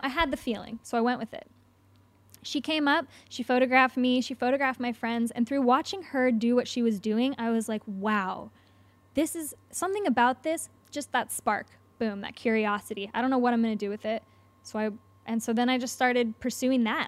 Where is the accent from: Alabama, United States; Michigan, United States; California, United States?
California, United States; Nevada City; also born or lived in Los Angeles; I grew up in California.